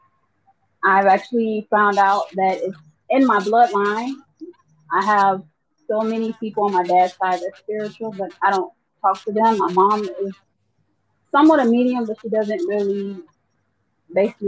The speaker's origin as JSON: {"language": "English", "town": "Moultrie", "region": "Georgia", "country": "United States", "said": "I'm from Georgia"}